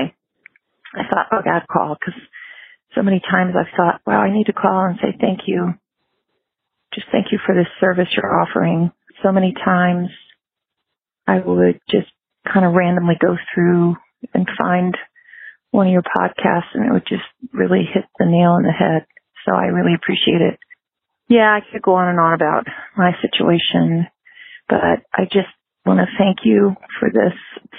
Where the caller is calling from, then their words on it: Virginia, United States; Hi, Spencer. … I'm from Virginia.